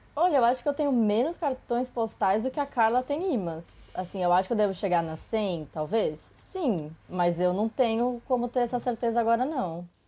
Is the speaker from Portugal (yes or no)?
no; São Bernardo do Campo, São Paulo, Brazil; Eu nasci em São Bernardo do Campo.